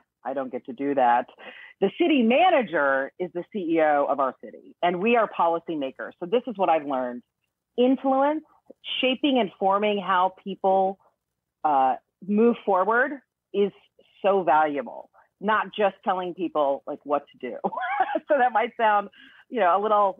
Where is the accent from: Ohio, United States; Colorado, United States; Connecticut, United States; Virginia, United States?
Virginia, United States; Northern; moved away as an adult; also born or lived in Korea; now in Florida, United States; I'm from Northern Virginia. I was born in Korea, but grew up in Northern Virginia